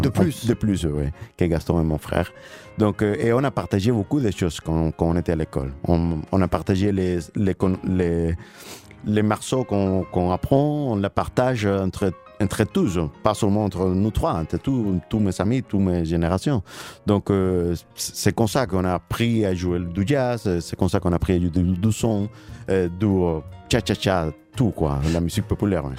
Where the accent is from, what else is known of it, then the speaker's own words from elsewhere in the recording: Cuba; French is a second language; moved away; On a, on a grandi à Cuba